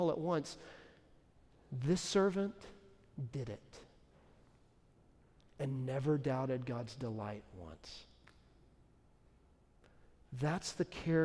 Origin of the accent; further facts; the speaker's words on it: Dallas, Texas, United States; now in Nashville, United States; Dallas is my hometown